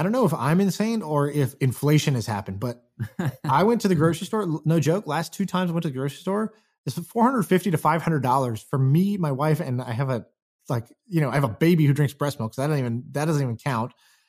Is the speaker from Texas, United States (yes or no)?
yes; Houston, Texas, United States; I grew up in Houston, Texas in middle school.